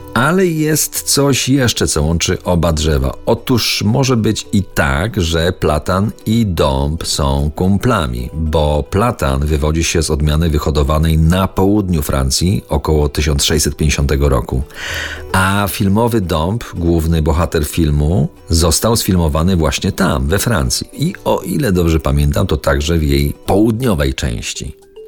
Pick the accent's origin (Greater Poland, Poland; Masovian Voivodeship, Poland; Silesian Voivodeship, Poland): Silesian Voivodeship, Poland; Kozy; w mojej rodzinnej wiosce w Kozach